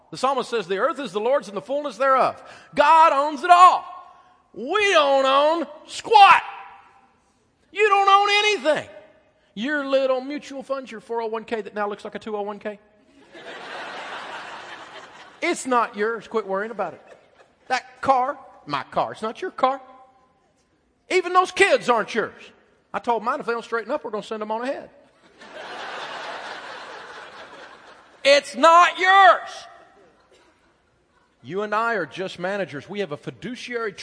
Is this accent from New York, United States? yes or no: no; Tennessee, United States; moved away; I'm from Tennessee